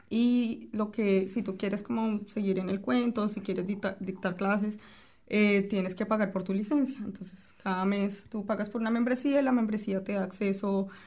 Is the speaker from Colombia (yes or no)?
yes; Colombia; moved away